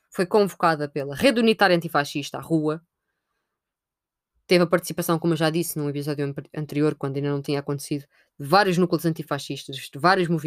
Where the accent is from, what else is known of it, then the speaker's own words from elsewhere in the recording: Portugal; enquanto portugueses